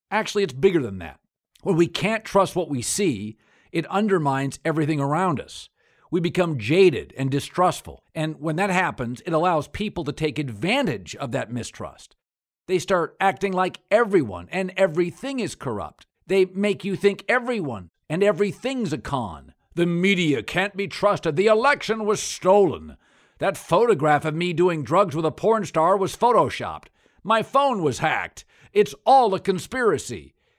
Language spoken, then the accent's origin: English; United States; I'm from rural America.